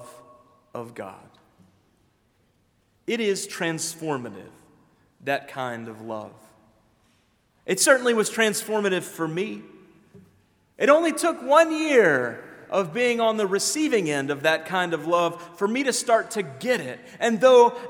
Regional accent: Memphis, Tennessee, United States; now in Decatur, United States; my hometown of Memphis

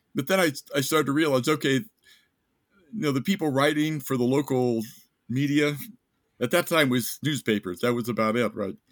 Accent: Ellwood City, Pennsylvania, United States; moved away as an adult; also born or lived in Ohio; now in Japan; a place like Elwood City, Pennsylvania, like, up in the hills, like, up Appalachia

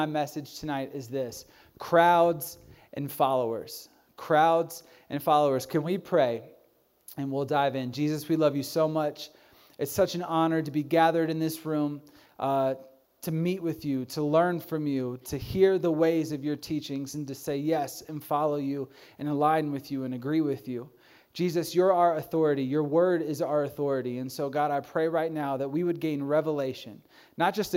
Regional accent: Virginia, United States; now in Denver, United States; I grew up in Virginia, and I actually lived about an hour away from T.C. Williams High School

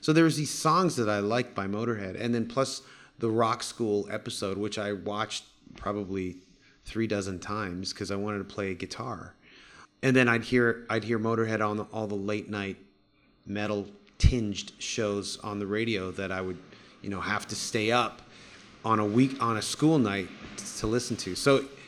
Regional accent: Canada; I grew up in Canada

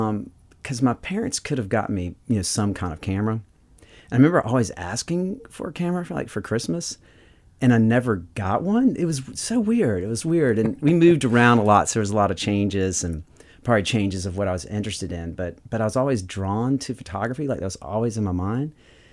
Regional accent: the South, United States; growing up in the South, I always liked texture.

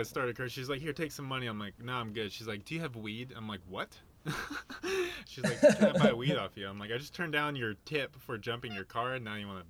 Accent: Colorado, United States; no, I'm from Colorado.

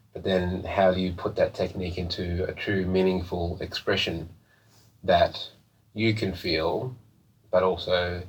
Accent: Mount Isa, Queensland, Australia; I grew up in Mount Isa, it's a mining community

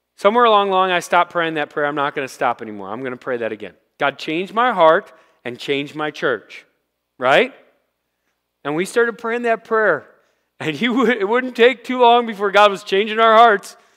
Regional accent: Rochester, United States; I grew up in Rochester

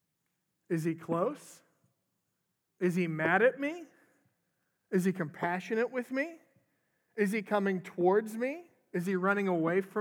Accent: Minnesota, United States; moved away; I'm from Minnesota originally

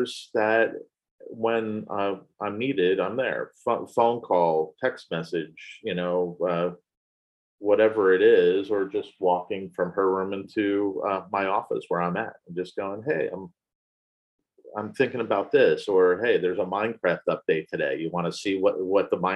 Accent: New Jersey, United States; moved away; I grew up in New Jersey

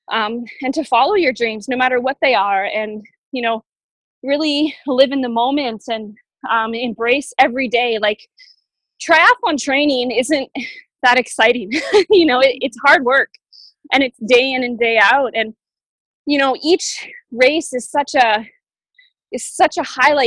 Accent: Boulder, Colorado, United States; In Colorado, in my hometown in Boulder, I think we have about 12 to 15.

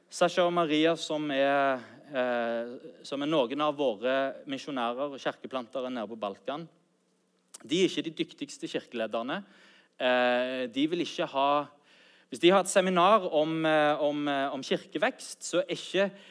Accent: Sandnes, Rogaland, Norway; also born or lived in Bryne; Mine foreldre de flytta fra Bryne til Sandnes når jeg var åtte år

